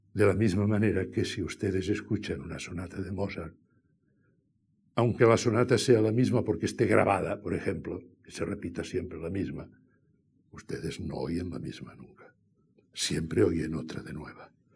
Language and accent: Spanish; Catalonia, Spain; yo soy catalán